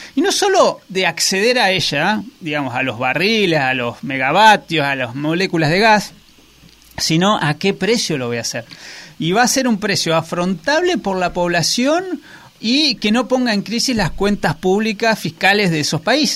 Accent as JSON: {"language": "Spanish", "country": "Argentina"}